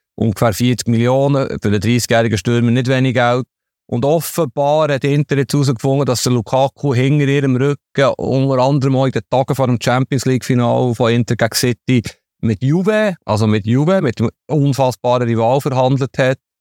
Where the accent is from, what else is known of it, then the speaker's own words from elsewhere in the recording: Switzerland; als Schweizer Fußballjournalist